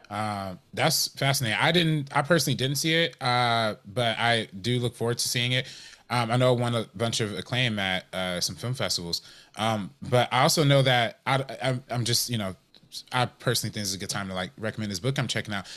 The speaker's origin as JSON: {"language": "English", "town": "Compton", "region": "California", "country": "United States", "said": "I'm from Compton"}